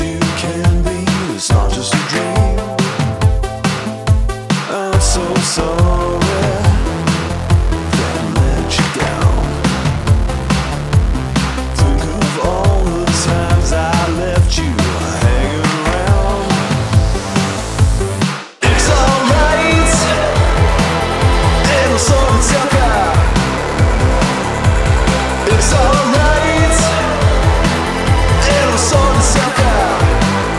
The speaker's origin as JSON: {"language": "English", "region": "Scotland", "country": "United Kingdom", "said": "I'm from Scotland"}